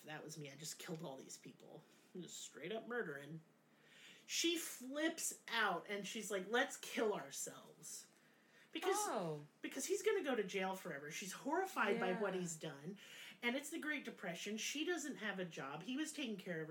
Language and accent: English; United States; now in Eureka Springs, United States; as an American